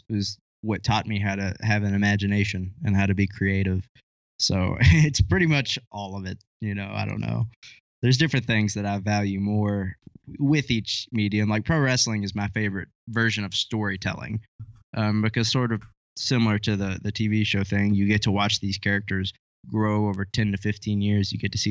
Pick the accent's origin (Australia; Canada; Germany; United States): United States; Kentucky; accent: country; I'm from Kentucky, so I've got a bit of a country accent